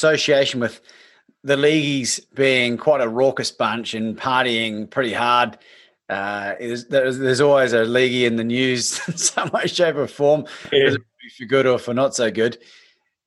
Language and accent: English; Christchurch, Canterbury, New Zealand; now in Melbourne, Australia; Growing up in Christchurch, playing for the Addington Magpies